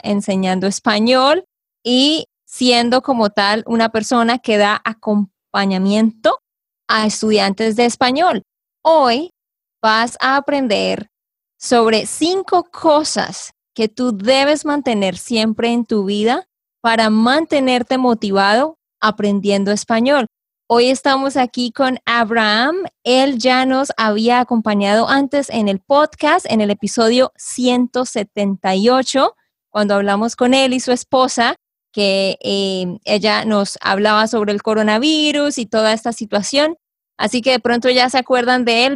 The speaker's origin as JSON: {"language": "Spanish", "region": "Santander", "country": "Colombia", "said": "de Santander, Colombia"}